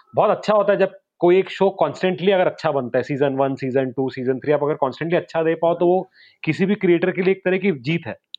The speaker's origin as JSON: {"language": "Hindi", "town": "Raipur", "region": "Chhattisgarh", "country": "India", "also_born_or_lived": "Gwalior", "said": "रायपुर से बिलोंग करता हूँ"}